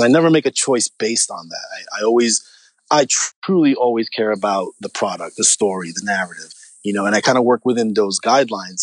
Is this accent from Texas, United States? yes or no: no; New York City, New York, United States; I'm from New York. I'm New Rican. I'm from Spanish Harlem